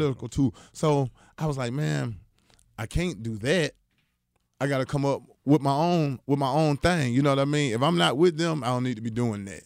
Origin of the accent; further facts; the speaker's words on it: Atlanta, Georgia, United States; also born or lived in Augusta, Georgia; I'm from Atlanta